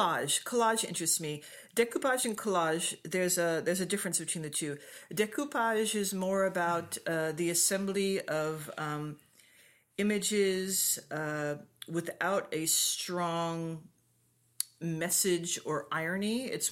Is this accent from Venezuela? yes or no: no; Hong Kong; also born or lived in Japan / Liberia / Cameroon; I was raised in Asia, in Hong Kong and Japan.